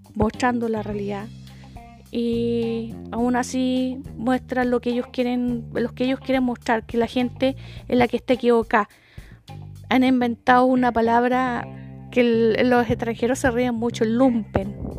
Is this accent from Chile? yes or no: yes; Chile